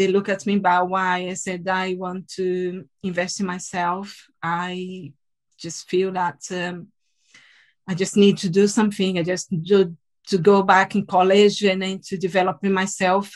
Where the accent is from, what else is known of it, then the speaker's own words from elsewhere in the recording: Salvador, Bahia, Brazil; English is a second language; moved away as an adult; now in United Kingdom; I'm from the northeast of Brazil, from Salvador.